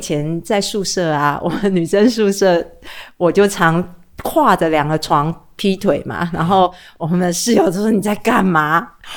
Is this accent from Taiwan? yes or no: yes; Taiwan; moved away as an adult; also born or lived in New York; 在台湾我们对外国人很友善